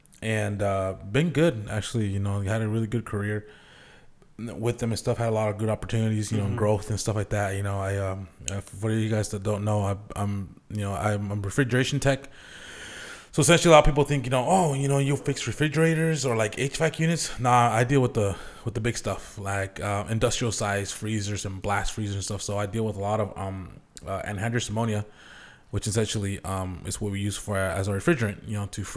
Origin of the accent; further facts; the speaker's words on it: Zillah, Washington, United States; moved away as an adult; also born or lived in Buena, Washington / Tri-Cities, Washington; now in Portland, United States; I grew up in the Valley over in Zilla, graduated there back in 05